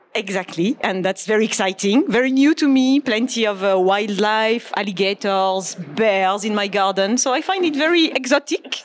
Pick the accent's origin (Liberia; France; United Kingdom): France; Marseille, Provence-Alpes-Côte d'Azur; moved away as an adult; now in Naples, United States; growing up in France and, and even in Europe